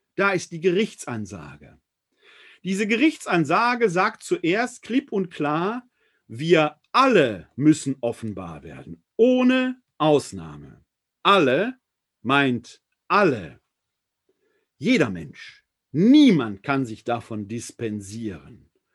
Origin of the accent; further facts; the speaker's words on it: Essen, North Rhine-Westphalia, Germany; Ich und mein Bruder haben damals in Essen, meiner Heimatstadt, vor dem, vor der Wohnung meiner Großmutter Fußball gespielt